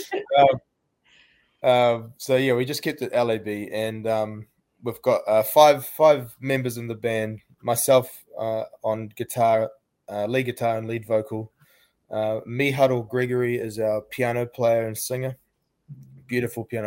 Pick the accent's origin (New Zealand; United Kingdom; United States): New Zealand; we're from Aotearoa, New Zealand